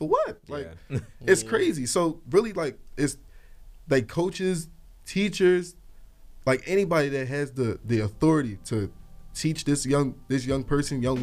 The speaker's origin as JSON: {"language": "English", "town": "Philadelphia", "region": "Pennsylvania", "country": "United States", "tie": "born or raised there", "said": "we grew up in Longcrest"}